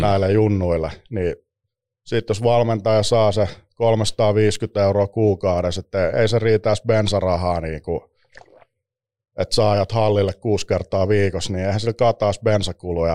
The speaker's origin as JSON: {"language": "Finnish", "town": "Espoo", "region": "Uusimaa", "country": "Finland", "tie": "born or raised there", "said": "Espoossa viettänyt nuoruusvuodet"}